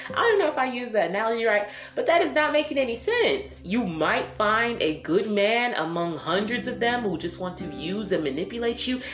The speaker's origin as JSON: {"language": "English", "town": "Detroit", "region": "Michigan", "country": "United States", "tie": "born or raised there", "said": "I was raised in Detroit"}